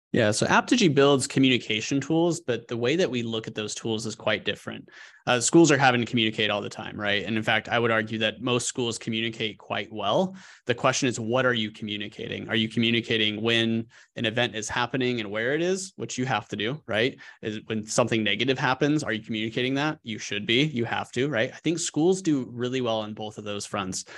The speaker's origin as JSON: {"language": "English", "region": "Colorado", "country": "United States", "tie": "born or raised there", "also_born_or_lived": "New York City", "moved": "as an adult", "lives_now": "Arkansas, United States", "said": "growing up in Colorado"}